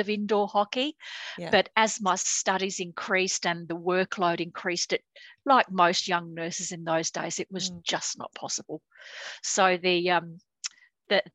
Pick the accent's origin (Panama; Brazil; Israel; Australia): Australia; also born or lived in United Kingdom; came out to Australia with my parents when I was not quite seven. Dad was coming here for work for a year.